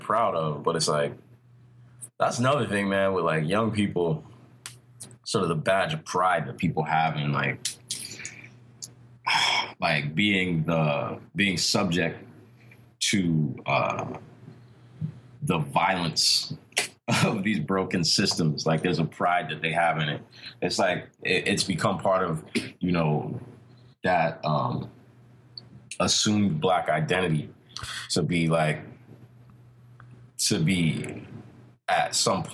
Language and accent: English; Washington, District of Columbia, United States; I'm from Anacostia. I'm 36 years old, man.